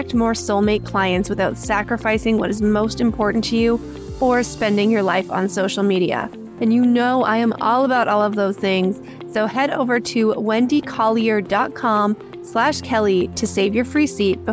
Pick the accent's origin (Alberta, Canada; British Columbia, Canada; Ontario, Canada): Alberta, Canada; Calgary; my hometown in Calgary